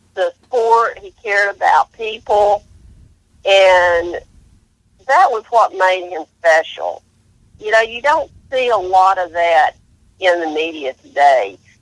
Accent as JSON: {"language": "English", "town": "Canton", "region": "North Carolina", "country": "United States", "tie": "born or raised there", "said": "I grew up in Canton"}